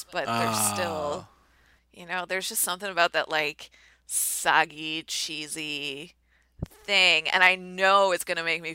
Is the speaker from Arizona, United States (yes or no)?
no; New Jersey, United States; moved away; I was in my hometown